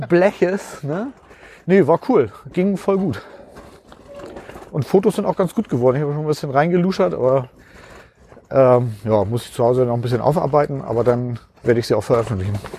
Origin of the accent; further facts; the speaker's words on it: Uetersen, Schleswig-Holstein, Germany; also born or lived in Pinneberg; ich bin in Pinneberg geboren, aber da habe ich gar nicht, ähm, da bin ich gar nicht groß geworden. Ich bin tatsächlich in Uetersen groß geworden.